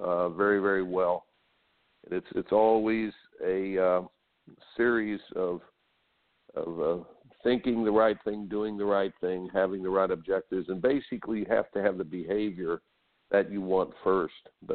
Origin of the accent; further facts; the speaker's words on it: Indiana, United States; I grew up in Indiana